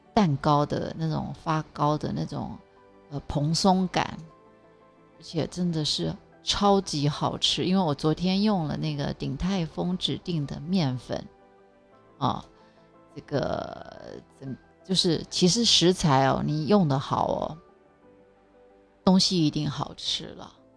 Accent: Taiwan; 从小在台湾长大

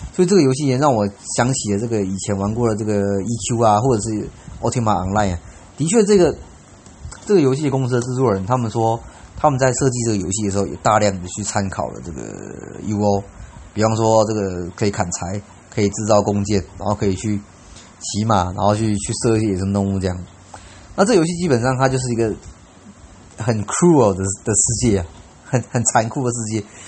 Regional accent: Taiwan; 他们知道我是台湾人

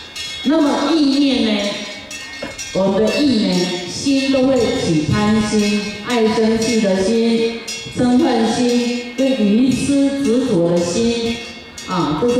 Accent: Harbin, Heilongjiang, China; 尤其。尤其我们哈尔滨人非常谁都不让谁了哈，都是厉害的角色。

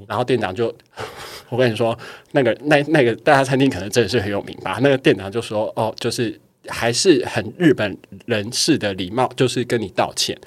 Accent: Taiwan; 我在台湾，我就是台湾人

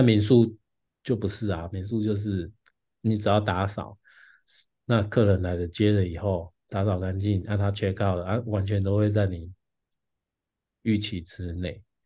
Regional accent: Taichung, Taiwan; now in Taipei, Taiwan; 因为我是台中人，我住台北嘛，那之前嗯。都是跟别人分租

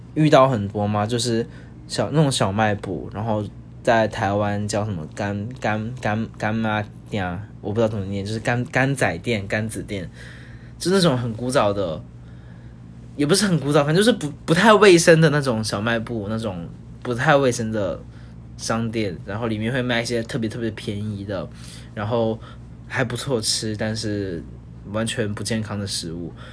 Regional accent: Zhuhai, Guangdong, China; now in Taiwan; 小时候其实不在台湾生活，小时候在广东珠海，然后是一个跟高雄很像，然后一样是，呃，热，热带，然后一年十二个月可能有九个月都是夏天，然后，呃，是个靠海的城市

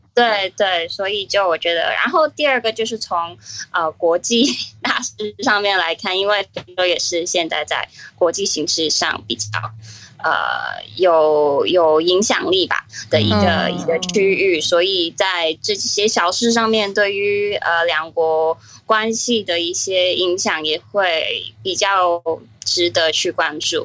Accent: Hong Kong; 我是香港人

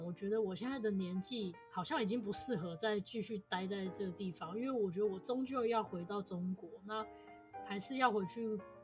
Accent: Taiwan; 就是我台湾人

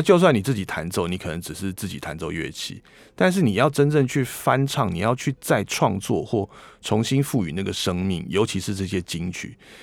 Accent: Taiwan; 我们台湾人

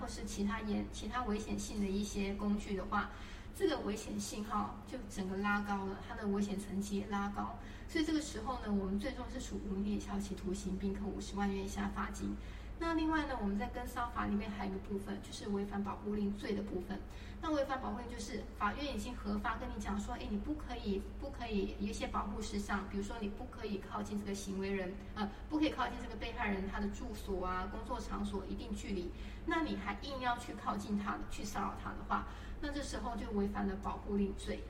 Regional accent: Taiwan; 我们台湾这边

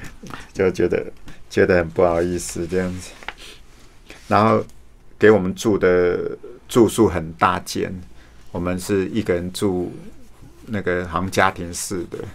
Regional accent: Su'ao, Yilan County, Taiwan; 我家乡是苏澳

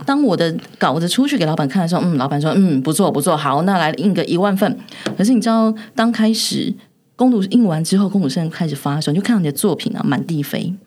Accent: Taiwan; 我们台湾人

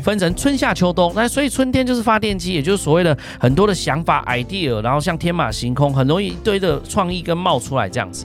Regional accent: Ren'ai Township, Nantou County, Taiwan; moved away; 我是来自南投人爱香，澳安大的原住民的孩子

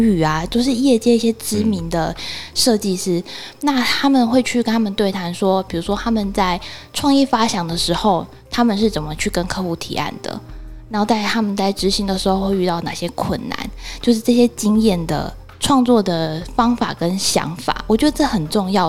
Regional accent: Taiwan; 身为台湾人

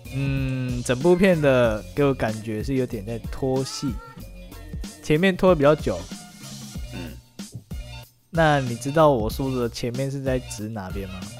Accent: Yuanlin, Changhua County, Taiwan; 你的第一站是在彰化园林，就是我的老家

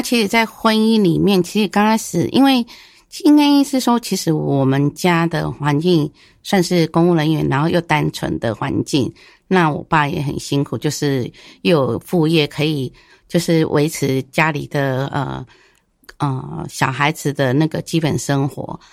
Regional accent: northern Taiwan, Taiwan; 因为我本身是北部的人

